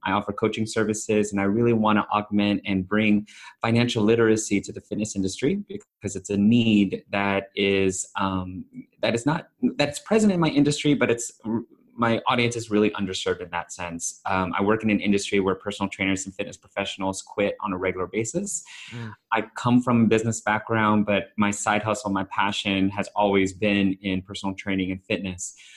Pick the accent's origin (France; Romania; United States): United States; San Francisco Bay Area, California; I'm Filipino, born and raised in San Francisco Bay Area.